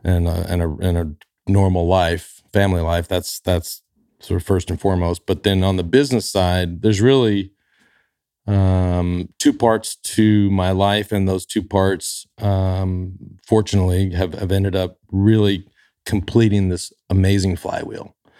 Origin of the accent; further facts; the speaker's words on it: Dallas, Texas, United States; growing up in Dallas